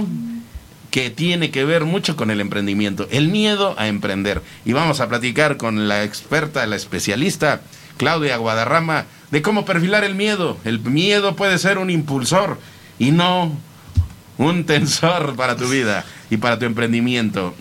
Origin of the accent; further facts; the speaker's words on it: Mexico; como mexicanos a veces cuesta trabajo